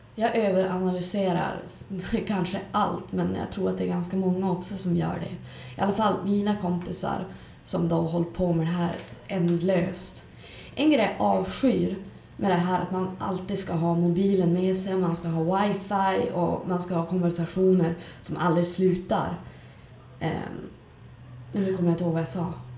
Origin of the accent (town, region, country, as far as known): Skellefteå, Västerbotten County, Sweden